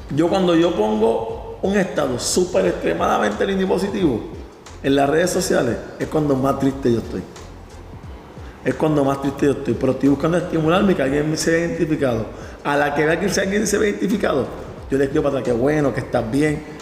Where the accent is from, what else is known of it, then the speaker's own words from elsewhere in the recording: Levittown, Puerto Rico; salimos de Levittown, del mismo barrio